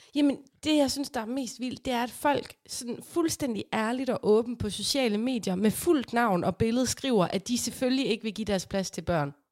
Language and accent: Danish; Aarhus, Central Denmark Region, Denmark; vi er fra Aarhus, og vi er stolte af det